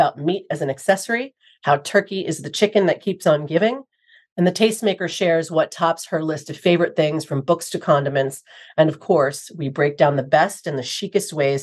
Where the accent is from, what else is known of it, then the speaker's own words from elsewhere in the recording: New York City, New York, United States; I'm a native New Yorker, too.